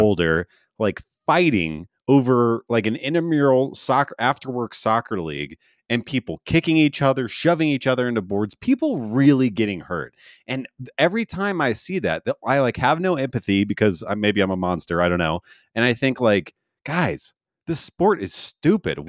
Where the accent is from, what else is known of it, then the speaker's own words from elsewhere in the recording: St. Louis, Missouri, United States; now in Denver, United States; I grew up in Saint Louis